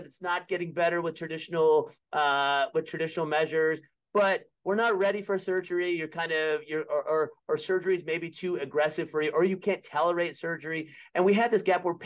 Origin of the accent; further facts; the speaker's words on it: Birmingham, Alabama, United States; moved away as an adult; also born or lived in Philadelphia, Pennsylvania; now in Virginia, United States; I grew up in Birmingham, Alabama, big Alabama fan